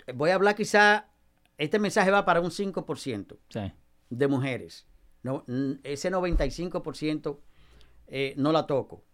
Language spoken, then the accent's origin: Spanish; Nagua, María Trinidad Sánchez, Dominican Republic; en mi pueblo, en mi pueblo, eh, en Nagua